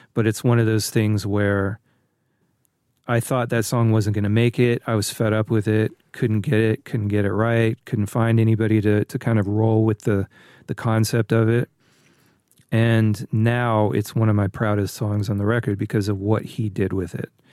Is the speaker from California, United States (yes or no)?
yes; Northern California, United States; growing up in Northern California